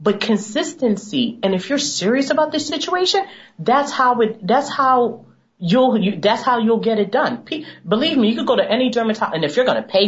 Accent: United States; Being African American myself

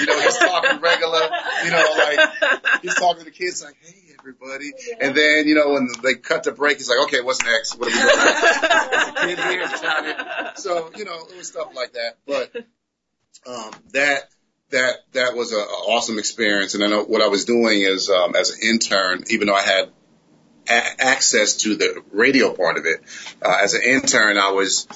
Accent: Connecticut, United States; also born or lived in New York; now in Atlanta, United States; originally Connecticut. Well, New York and Connecticut. So, I claim Connecticut because everyone claims New York.

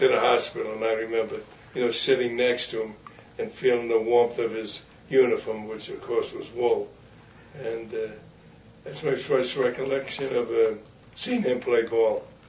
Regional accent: United States; I'm USA. I'm an American.

